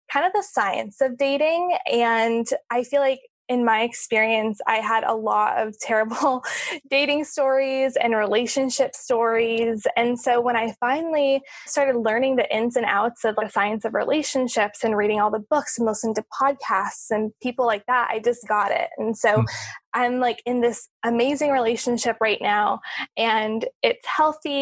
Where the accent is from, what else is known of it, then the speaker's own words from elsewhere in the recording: California, United States; moved away as an adult; also born or lived in Orlando, Florida; now in Hawaii, United States; I'm from California. I grew up there.